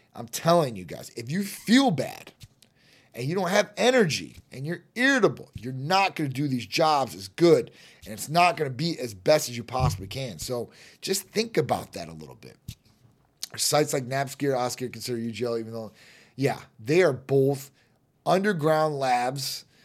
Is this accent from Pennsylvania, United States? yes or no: no; Chicago, Illinois, United States; moved away; I'm from Chi Town originally